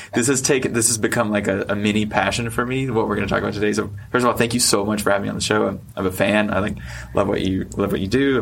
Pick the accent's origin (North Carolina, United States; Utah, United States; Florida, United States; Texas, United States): North Carolina, United States; I'm from North Carolina.